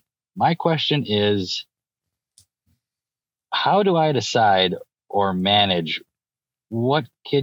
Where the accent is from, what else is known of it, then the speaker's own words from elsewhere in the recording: Midwestern Wisconsin, United States; I'm from Midwestern Wisconsin.